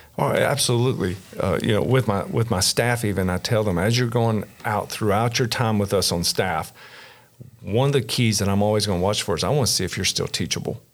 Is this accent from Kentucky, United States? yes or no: yes; Kentucky, United States; born and raised in Kentucky, little small rural area, uh, south central part of the state